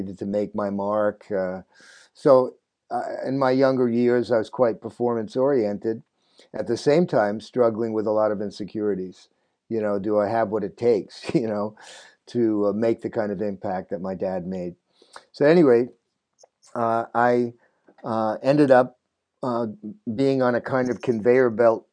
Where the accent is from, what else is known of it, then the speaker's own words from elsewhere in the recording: New York City, New York, United States; I was born in Brooklyn.